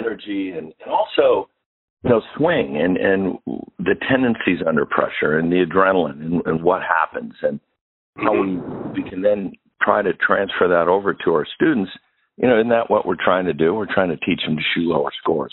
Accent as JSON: {"language": "English", "town": "Pittsburgh", "region": "Pennsylvania", "country": "United States", "tie": "born or raised there", "moved": "yes", "lives_now": "Michigan, United States", "said": "I've been in Michigan for a lot of my life, but I grew up in Pittsburgh."}